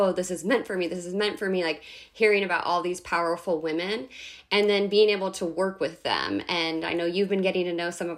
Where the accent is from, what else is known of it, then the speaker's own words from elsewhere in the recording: Northern California, United States; also born or lived in Central Coast, California; I grew up in Northern California